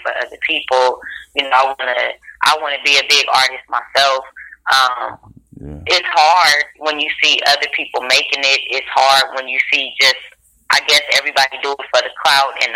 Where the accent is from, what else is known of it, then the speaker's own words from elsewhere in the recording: Carson, California, United States; I'm from Carson, California